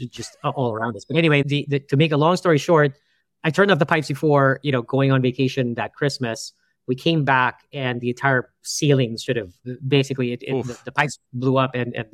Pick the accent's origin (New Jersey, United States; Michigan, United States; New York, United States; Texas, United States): New York, United States; And I was like, no, we're from New York, and you know, and we don't care about the pipes out there.